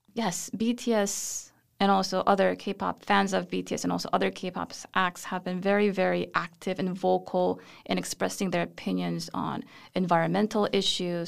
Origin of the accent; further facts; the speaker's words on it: South Korea; moved away as an adult; now in United States; I was born in Korea, and then my family and I moved to the U S when I was two years old, and we came back when I was seven years old.